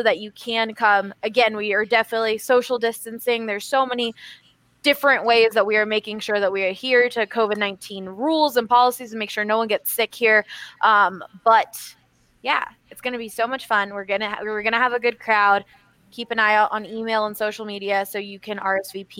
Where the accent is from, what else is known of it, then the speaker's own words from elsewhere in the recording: Philadelphia, Pennsylvania, United States; now in Denver, United States; growing up in Philadelphia